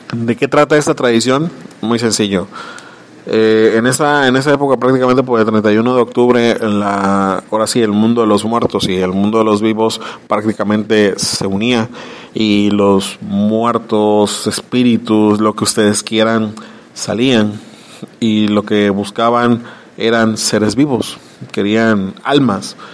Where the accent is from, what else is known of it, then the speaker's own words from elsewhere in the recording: Mexico; como mexicanos desconocemos nuestras, nuestras costumbres